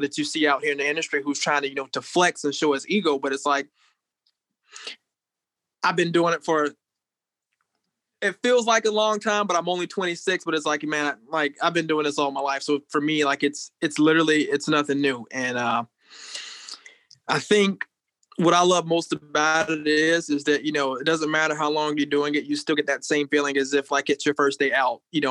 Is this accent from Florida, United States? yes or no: yes; Hilliard, Florida, United States; moved away as an adult; also born or lived in Jacksonville, Florida; now in Duluth, United States; I was born in Jacksonville, Florida. I was raised in Hilliard and Callahan, Florida.